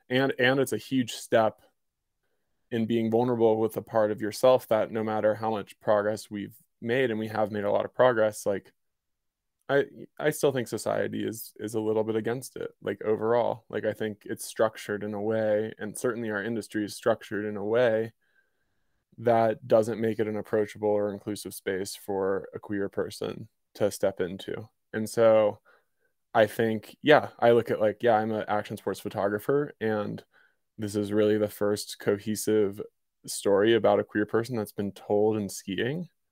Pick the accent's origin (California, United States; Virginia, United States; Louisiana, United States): Virginia, United States; moved away as an adult; also born or lived in Colorado; now in Jackson, Wyoming, United States; I'm originally from Virginia